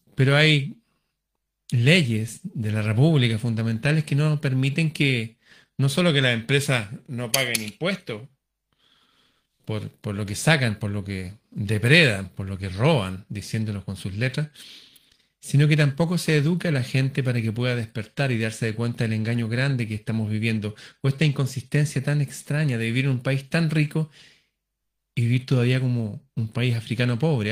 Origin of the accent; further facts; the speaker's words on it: Chile; mi país, Chile